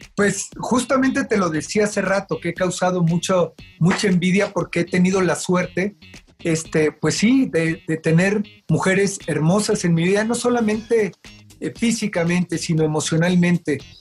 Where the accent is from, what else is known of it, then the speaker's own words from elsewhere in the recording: Mexico City, Mexico; also born or lived in United States; Yo nací en Iztapalapa, en el Cerro del Peñón, ahí por, por la cabeza de Juárez